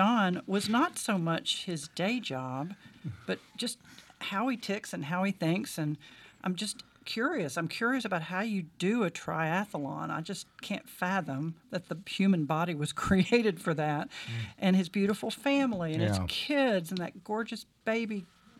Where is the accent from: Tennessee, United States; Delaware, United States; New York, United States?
Tennessee, United States; Nashville; So I grew up in Nashville in the 60s, West Nashville, big ranch house, little ranch house over in Hillwood.